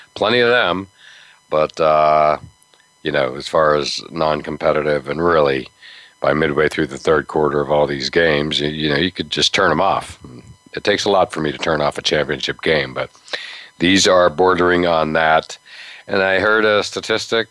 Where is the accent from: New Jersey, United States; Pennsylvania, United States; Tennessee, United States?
Pennsylvania, United States; Western; moved away; growing up in Western Pennsylvania, two hours away